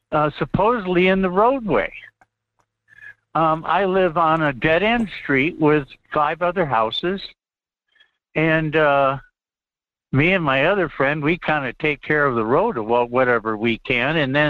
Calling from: Fairbanks, Alaska, United States; up in Fairbanks.

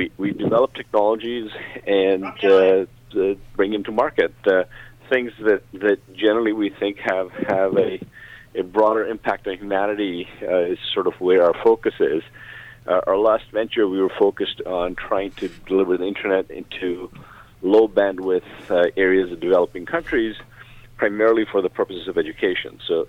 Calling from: Toronto, Ontario, Canada; I am in Toronto, Canada.

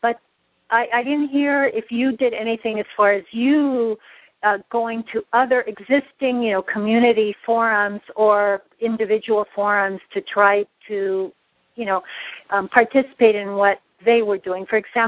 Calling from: Los Angeles, California, United States; I'm calling from Los Angeles.

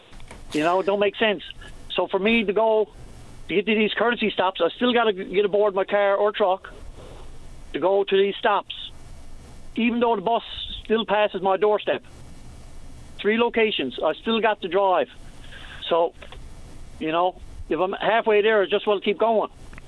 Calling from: Torbay, Newfoundland and Labrador, Canada; I'm calling from Torbay

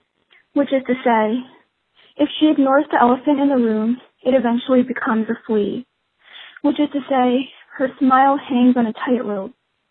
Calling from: Acton, Massachusetts, United States; I'm calling from Acton, Massachusetts.

